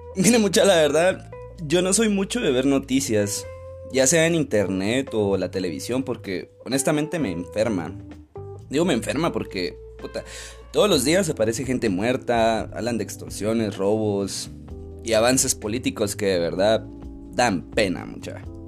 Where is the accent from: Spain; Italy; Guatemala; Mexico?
Guatemala; como guatemaltecos